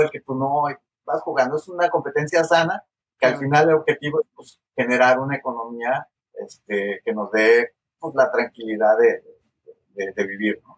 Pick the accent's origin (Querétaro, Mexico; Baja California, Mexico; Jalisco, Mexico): Jalisco, Mexico; Guadalajara; moved away as an adult; now in The Woodlands, United States; soy mexicano, este, originario del occidente del país, del estado de Jalisco, la ciudad de Guadalajara